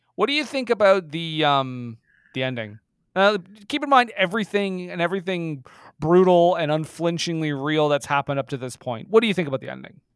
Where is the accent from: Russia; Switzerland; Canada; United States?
Canada; I am fucking Canadian.